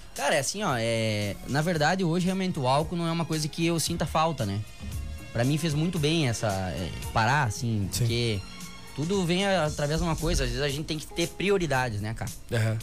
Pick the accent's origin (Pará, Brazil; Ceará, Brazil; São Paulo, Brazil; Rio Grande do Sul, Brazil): Rio Grande do Sul, Brazil; Santa Rosa; sou natural aqui de Santa Rosa